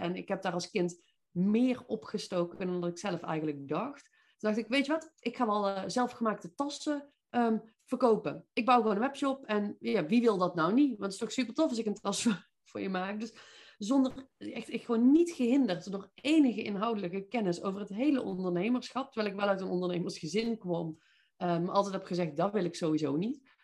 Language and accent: Dutch; Veldhoven, North Brabant, Netherlands; accent: Brabant; moved away as an adult; also born or lived in Eindhoven; now in Nijmegen, Netherlands; Zoals je misschien kunt horen, kom ik hier origineel niet vandaan, maar van iets zuidelijker. Ik ben eh, ja, echt een Brabantse. Ik kom uit Veldhoven bij Eindhoven.